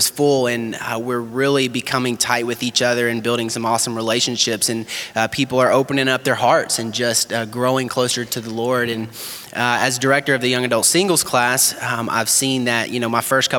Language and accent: English; Murfreesboro, Tennessee, United States; moved away as an adult; also born or lived in Kentucky; I'm from Tennessee, Murfreesboro, Tennessee, and grew up there my whole life.